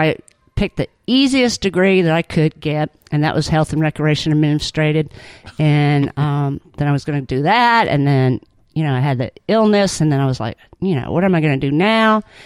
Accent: California, United States; moved away as an adult; also born or lived in Auburn, Alabama; now in Alabama, United States; was born and raised in California

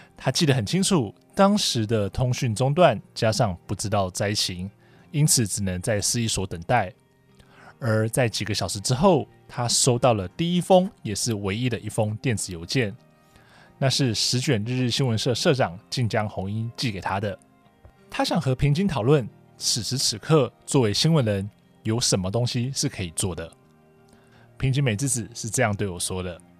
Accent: Taiwan; 我来自台湾

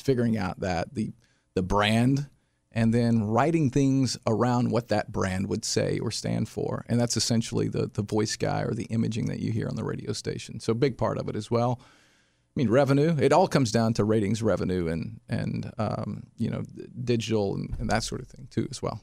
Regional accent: Sparta, Tennessee, United States; also born or lived in Nashville, Tennessee; my hometown, which is Sparta, Tennessee

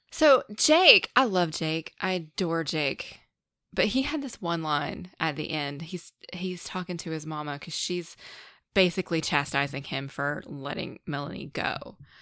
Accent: North Carolina, United States; I am from a small, small town in North Carolina.

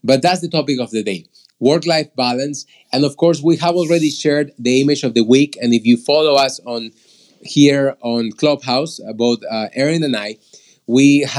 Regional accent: Peru; moved away; that's where I am from originally. I'm from Peru.

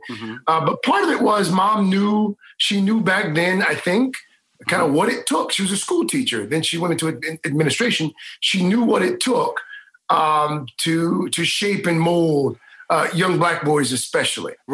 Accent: Houston, Texas, United States; My mom uh, you'll appreciate this uh, growing up in Houston

